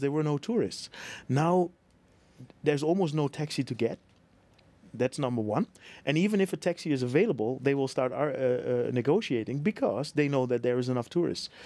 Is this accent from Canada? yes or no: no; Netherlands; moved away as an adult; now in Bangkok, Thailand; I'm from Holland